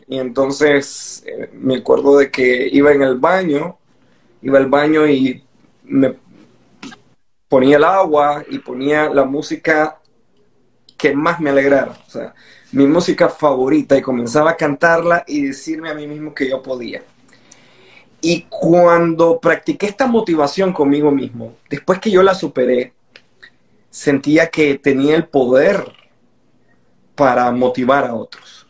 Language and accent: Spanish; Nicaragua; soy nicaragüense